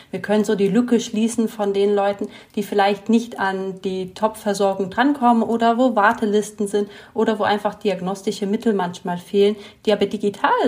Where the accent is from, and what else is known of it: Italy; born or raised there; moved away as an adult; now in Germany